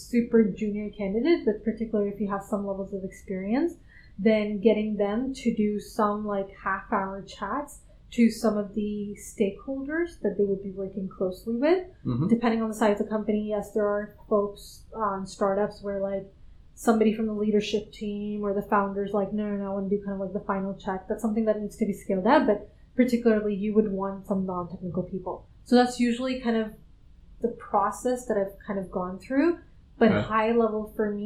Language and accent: English; Canada; moved away as an adult; also born or lived in Silicon Valley / London; I'm originally from Canada. That's where I did undergrad in grad school.